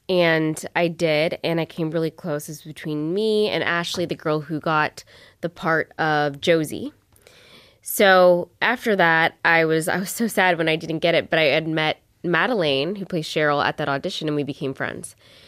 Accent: Ottawa, Ontario, Canada; also born or lived in Palm Springs, United States; I was born in Ottawa, though, and then my mom got a teacher's job, and I went to Palm Springs. And then we came back, I guess, before high school, middle school. Middle school, I came back.

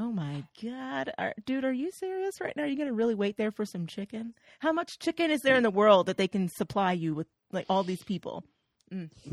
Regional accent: Oklahoma, United States; I'm from Oklahoma

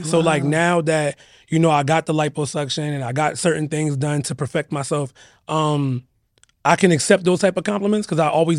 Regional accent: Philadelphia, Pennsylvania, United States; I'm from Philadelphia, born and raised.

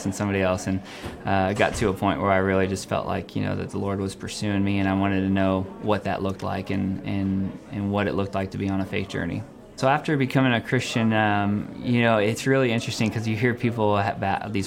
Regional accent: Phoenix, Arizona, United States; I grew up in Phoenix, Arizona. I was born and raised in Phoenix

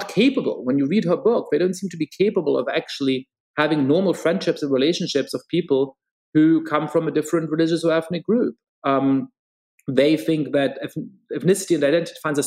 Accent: Germany; now in United States; I grew up Jewish in Germany

